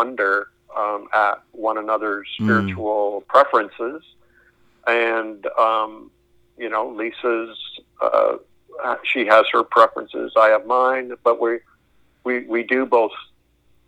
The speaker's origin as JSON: {"language": "English", "country": "Canada", "also_born_or_lived": "Springfield, Missouri", "said": "I'm a Canadian"}